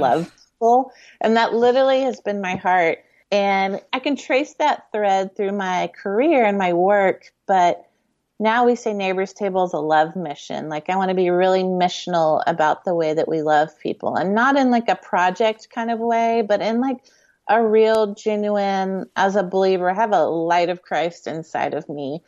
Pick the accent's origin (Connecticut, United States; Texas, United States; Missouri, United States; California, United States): Texas, United States; Houston; we grew up in Houston